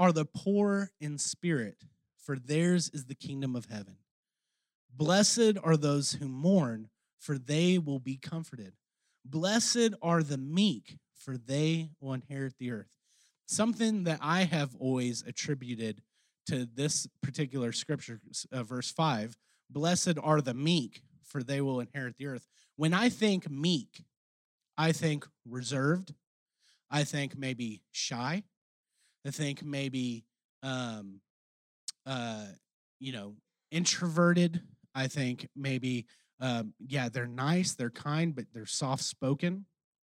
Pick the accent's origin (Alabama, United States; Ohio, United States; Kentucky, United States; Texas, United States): Texas, United States; accent: Texan; my Texan accent